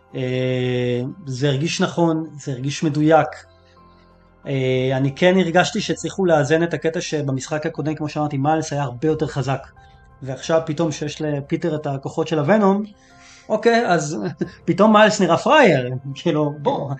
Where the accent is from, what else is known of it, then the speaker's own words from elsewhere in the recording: Israel; בתור ישראלי